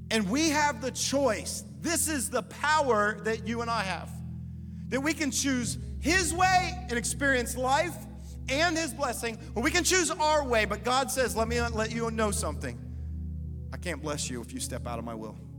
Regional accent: Columbus, United States; also born or lived in Germany; they moved us back to Columbus. This is where I'd spent 10 years growing up

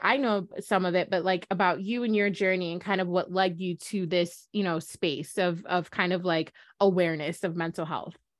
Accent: Jamaica; we're Jamaicans, just F Y I, we're from the Caribbean

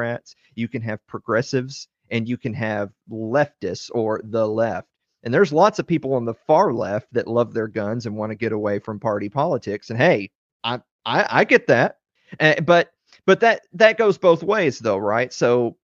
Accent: Southern Middle Tennessee, United States; I'm from the South. I'm from Southern Middle Tennessee, and I grew up around a lot of people

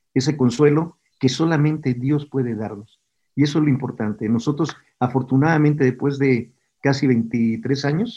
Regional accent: Puebla, Mexico; also born or lived in Villahermosa, Tabasco; yo nací en Villahermosa y me trasladé a otra ciudad que se llama Puebla, mis padres vienen a Puebla y ahí en la escuela

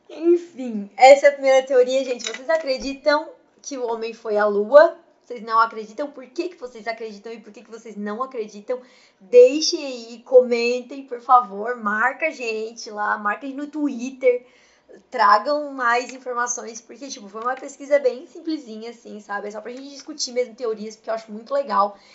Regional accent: Brazil; É que eu sou brasileira e precisa tocar as coisas, então.

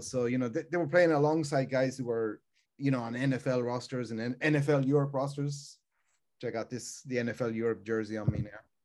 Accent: Ireland; moved away; I grew up in Ireland

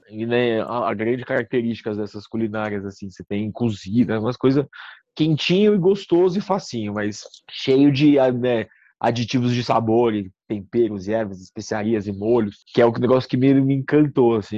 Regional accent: Santos, São Paulo, Brazil; moved away; also born or lived in London; eu sou de Santos, aí vim morar em São Paulo

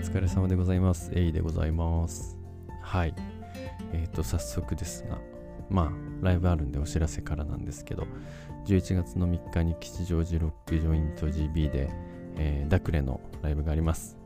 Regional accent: Nagano, Japan; accent: Nagano dialect; 長野弁長野弁が出てねえか

